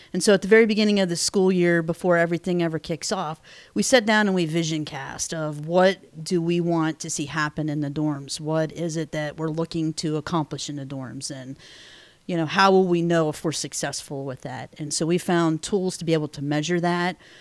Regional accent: Pennsylvania, United States; moved away as an adult; I was born and raised in Pennsylvania, hence the Steelers fan

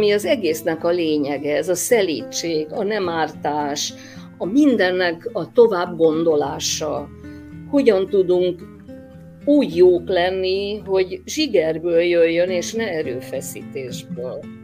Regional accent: Hungary; én 56-ban születtem, amikor gyakorlatilag minden vallás valamilyen szinten ignorálva volt Magyarországon

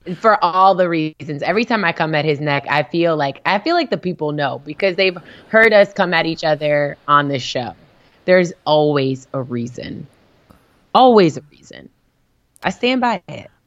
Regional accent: Richmond, Virginia, United States; born or raised there

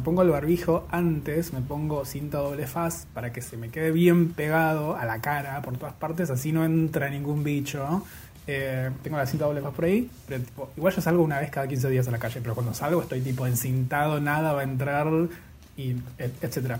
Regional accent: Bariloche, Río Negro, Argentina; soy de Bariloche

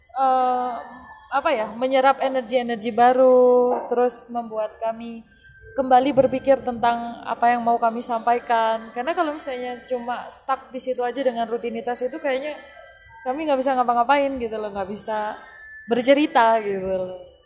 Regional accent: Malang, East Java, Indonesia; kita ini dari Malang nih ya. Yeah dari Jawa Timur

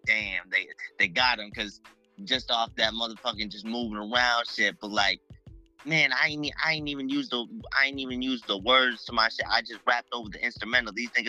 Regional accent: Mashpee, Massachusetts, United States; also born or lived in Mattapan, Boston, Massachusetts; I'm from Massachusetts. Mm-hmm. I grew up in Mashpee, and I grew up a little bit in up there in Mattapan.

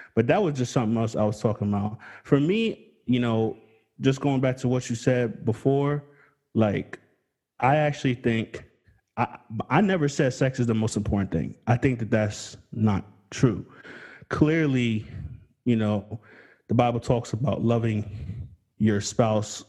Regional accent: United States; I grew up in America

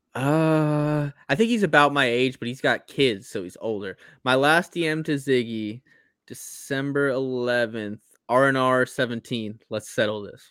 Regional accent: East Coast, United States; moved away as an adult; I grew up on the East Coast

